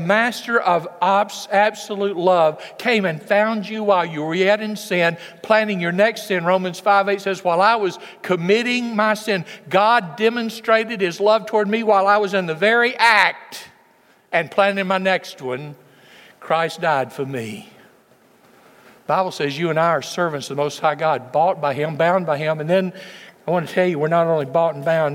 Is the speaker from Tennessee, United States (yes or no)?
yes; West Tennessee, United States; When I was a boy growing up in West Tennessee